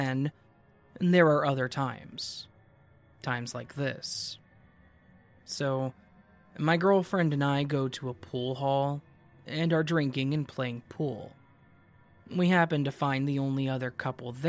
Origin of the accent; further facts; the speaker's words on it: Marin County, California, United States; Marin County